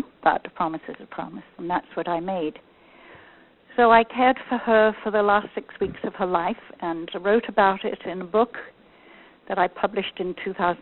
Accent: England, United Kingdom; now in Northern California, United States; I was born and educated in England, and I emigrated from the UK to the USA in 1965 with my family

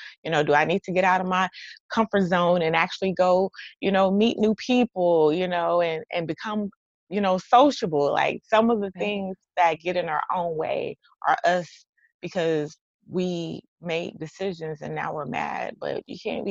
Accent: Texas, United States; accent: twang; I'm from Texas, so y'all gonna hear the twang in this

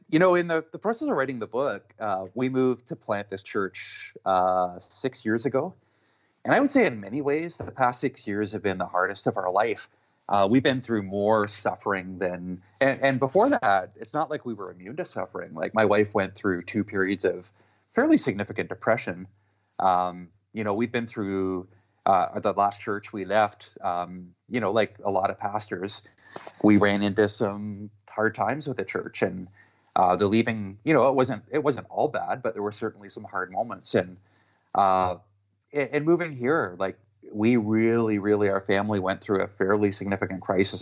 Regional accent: Canada; I'm Canadian

